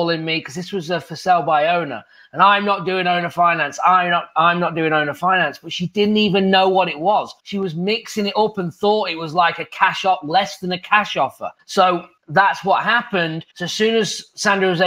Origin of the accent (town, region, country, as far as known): England, United Kingdom; moved away as an adult; now in United States